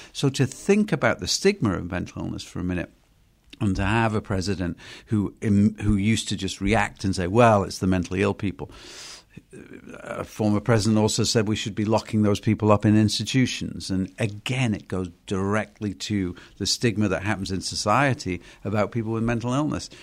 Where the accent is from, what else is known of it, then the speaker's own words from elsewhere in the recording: United Kingdom; moved away; I'm from Britain.